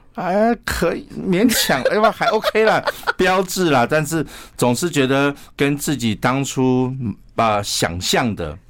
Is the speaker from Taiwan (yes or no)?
yes; Taiwan; 我们是台湾来的医师